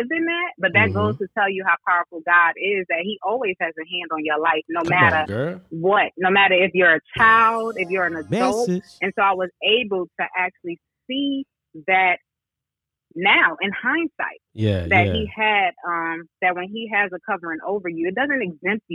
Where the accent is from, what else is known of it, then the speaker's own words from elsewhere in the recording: New York City, New York, United States; also born or lived in Queens, New York City; now in Charlotte, United States; I was born in Queens, but then I was raised in my primary years in South Bronx.